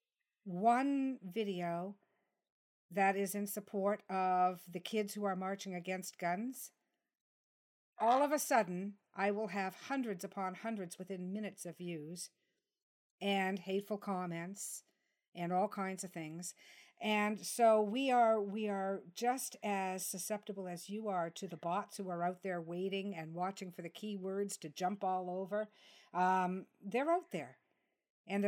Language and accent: English; Canada; I'm Canadian